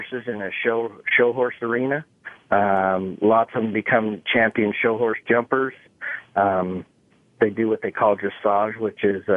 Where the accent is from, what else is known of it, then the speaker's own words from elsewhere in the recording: Skyway, Washington, United States; also born or lived in Utah / Renton, Washington; I wasn't raised in Utah, but I was born there. And I was raised in Washington, in a little town called Skyway.